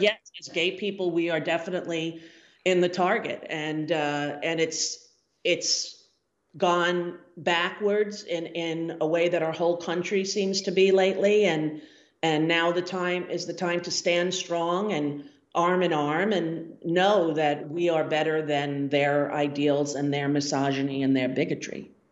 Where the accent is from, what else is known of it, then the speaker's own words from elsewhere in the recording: United States; we're American people